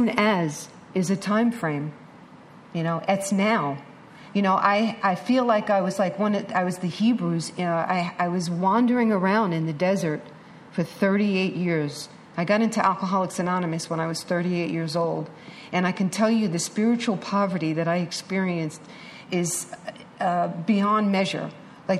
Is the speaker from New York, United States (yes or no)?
yes; New York City, New York, United States; I'm a chick from Manhattan.